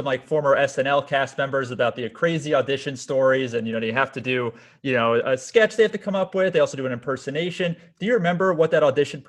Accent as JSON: {"language": "English", "region": "Florida", "country": "United States", "said": "I'm from South Florida as well, so I have an affinity towards Florida"}